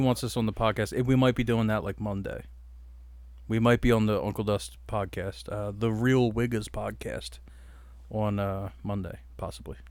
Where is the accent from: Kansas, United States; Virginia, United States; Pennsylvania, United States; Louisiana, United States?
Pennsylvania, United States; Delaware County; we're two dudes from Delco